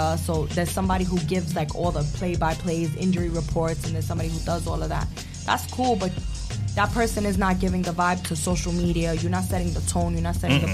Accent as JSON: {"language": "English", "town": "New York City", "region": "New York", "country": "United States", "tie": "born or raised there", "said": "I grew up in Bushwick, and all I had was a bike and a basketball"}